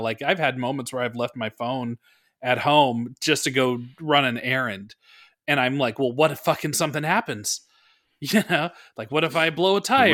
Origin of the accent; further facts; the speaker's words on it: Bay Area, California, United States; I grew up in the Bay Area